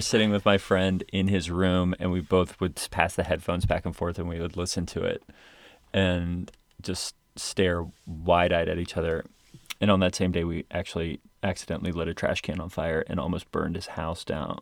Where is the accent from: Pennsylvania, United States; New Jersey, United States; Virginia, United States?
Virginia, United States; moved away; We only had a few snows like that in Virginia